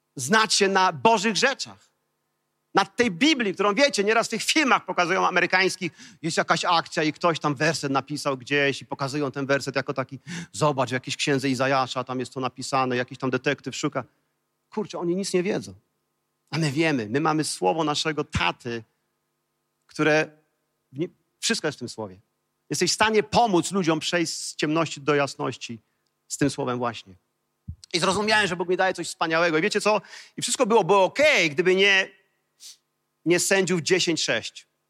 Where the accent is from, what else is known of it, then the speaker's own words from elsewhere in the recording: Kołobrzeg, West Pomeranian Voivodeship, Poland; wychowałem się w, w koło brzegu